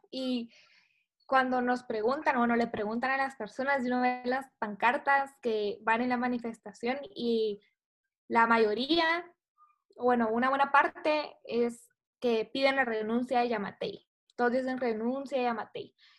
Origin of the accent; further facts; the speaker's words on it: Guatemala; como guatemaltecos